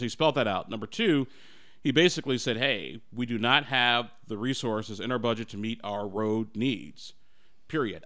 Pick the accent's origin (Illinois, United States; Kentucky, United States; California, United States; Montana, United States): Illinois, United States; Chicago; growing up in Chicago